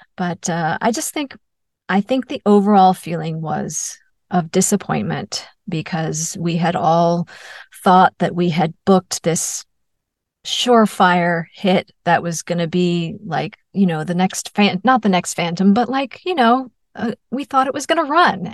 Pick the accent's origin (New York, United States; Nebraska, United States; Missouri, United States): New York, United States; I'm from New York